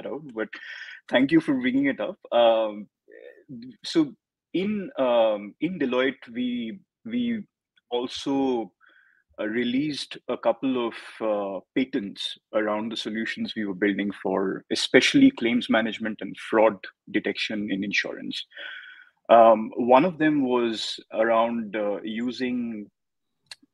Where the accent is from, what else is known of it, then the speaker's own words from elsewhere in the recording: Hyderabad, Telangana, India; I was born and brought up in Hyderabad